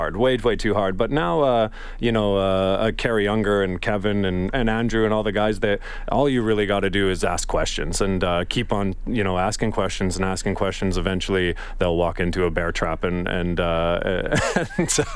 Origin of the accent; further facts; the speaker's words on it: Western Canada, Canada; accent: Western Canadian storytelling drawl; moved away as an adult; also born or lived in Europe; I'm from Canada